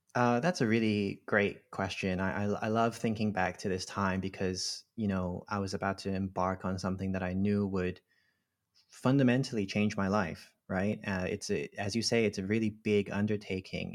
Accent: Hong Kong; moved away; also born or lived in Cambridge; I grew up in Hong Kong, and, uh, I'm a Filipino Chinese, uh, person.

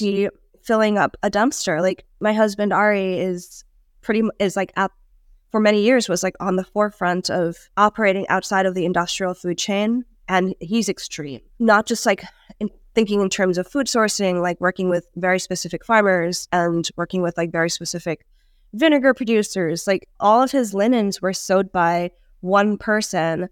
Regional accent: Hong Kong; moved away; I grew up in Hong Kong

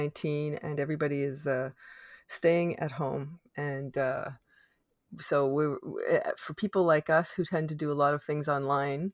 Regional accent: Canada; I am unapologetically Canadian

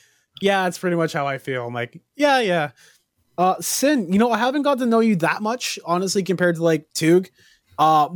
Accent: Canada; we're all Canadian

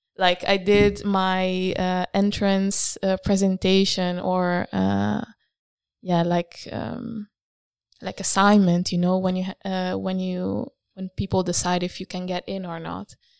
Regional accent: Italy; moved away as an adult; now in Rotterdam, Netherlands; I am from Italy

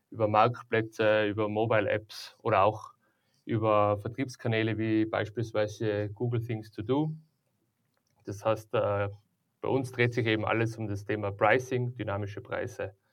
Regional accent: Tyrol, Austria; Ja, also wie gesagt, ähm, ich bin ja aus Tirol, ich komme aus der Tourismusbranche

